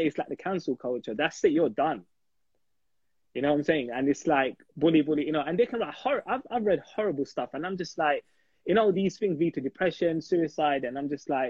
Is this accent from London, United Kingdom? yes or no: yes; London, United Kingdom; I'm from East London